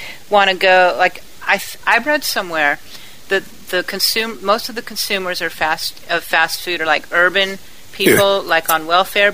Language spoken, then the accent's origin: English; El Toro, California, United States; where I was at, El Toro, oh, my God, that was, like, rich.